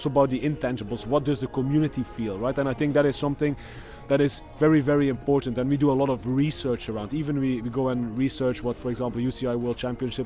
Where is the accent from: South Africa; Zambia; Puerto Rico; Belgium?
Belgium; I'm from Belgium